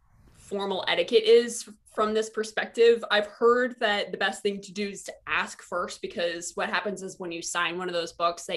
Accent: Ohio, United States; moved away as an adult; cause I'm from Ohio. So like there were like, I was queer

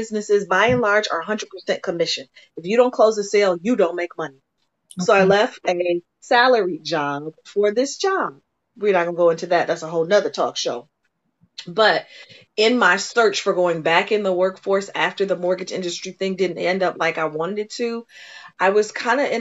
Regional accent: Detroit, Michigan, United States; I grew up in Detroit.

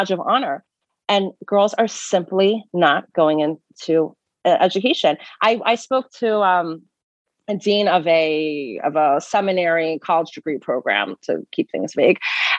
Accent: Atlanta, Georgia, United States; moved away; I grew up in Atlanta, Georgia

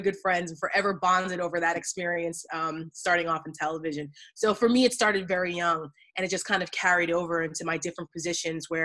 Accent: New Jersey, United States; moved away; I'm from New Jersey originally

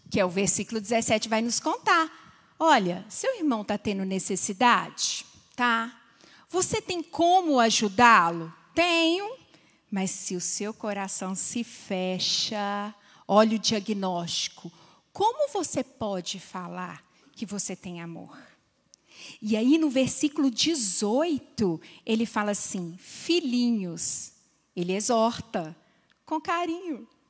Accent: Minas Gerais, Brazil; eu sou mineira

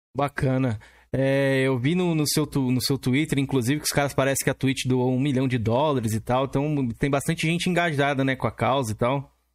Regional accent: São Paulo, Brazil; eu sou aqui de São Paulo

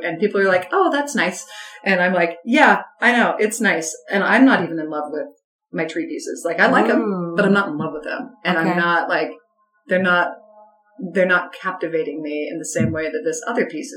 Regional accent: Salt Lake City, Utah, United States; moved away as an adult; also born or lived in Logan, Utah; now in Anchorage, United States; I grew up in Salt Lake, which is the legitimate city

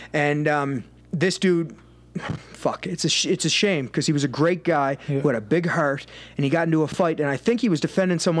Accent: Cape Breton, Nova Scotia, Canada; we're from Cape Breton, so a lot of people in our island are like well-known fighters

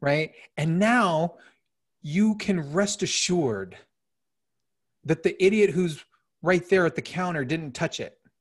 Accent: Phoenix, Arizona, United States; I grew up in South Phoenix.

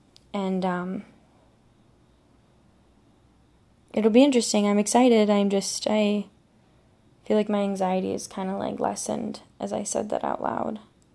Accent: Michigan, United States; I'm from Michigan

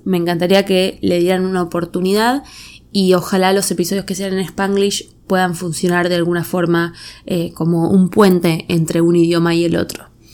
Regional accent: Argentina; moved away as an adult; now in United States; viviendo siempre en Argentina, ser argentina nunca fue un rasgo identitario para mí

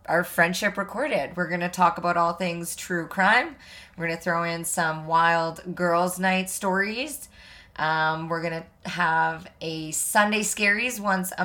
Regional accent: Canada; also born or lived in Alberta; now in British Columbia, Canada; We're Canadian.

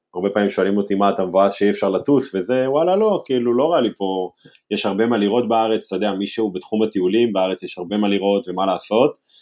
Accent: Herzliya, Tel Aviv District, Israel; אני ילד מהרצליה

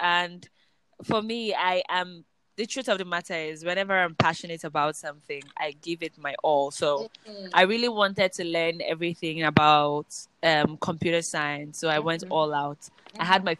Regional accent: Nigeria; No, but I was born here in Nigeria.

